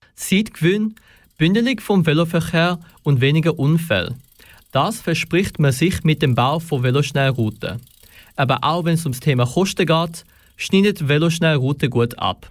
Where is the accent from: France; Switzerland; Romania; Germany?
Switzerland; Zurich; ich persönlich bin auch ein Zürcher